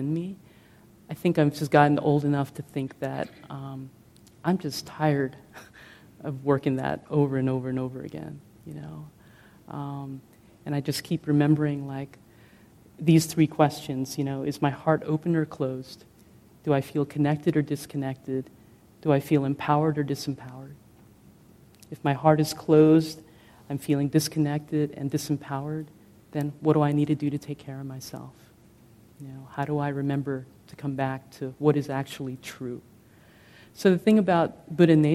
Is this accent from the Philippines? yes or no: yes; Philippines; moved away; I come from the Philippines